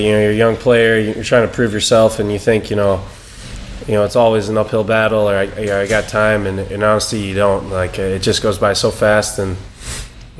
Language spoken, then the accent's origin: English; Eastern Iowa, United States; growing up in Eastern Iowa